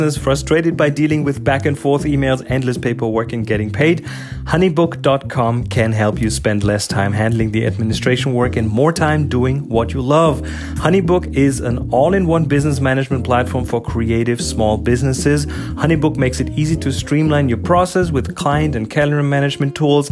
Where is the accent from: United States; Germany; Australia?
Germany; now in New Zealand; we are from Germany